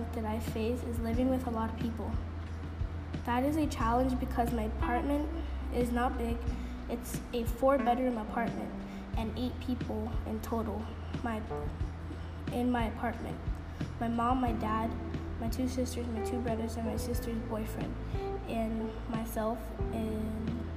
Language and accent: English; New York City, New York, United States; I was born and raised in the Bronx